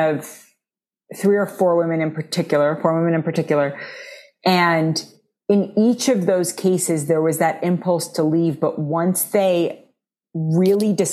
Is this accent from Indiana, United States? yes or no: no; New York City, New York, United States; I grew up in New York City